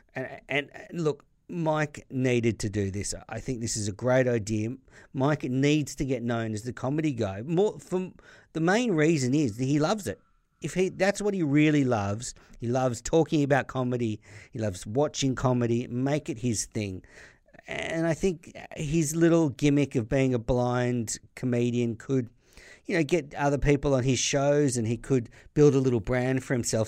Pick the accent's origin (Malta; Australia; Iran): Australia; as an Australian listener